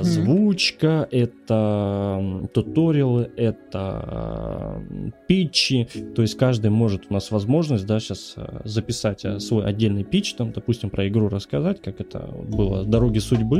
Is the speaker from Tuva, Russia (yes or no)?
yes; Tuva, Russia; moved away as an adult; now in Kursk, Russia; я родом с Республики Тыва, поверьте. Это 6 тысяч километров, э, и я, мы все бросили и просто поехали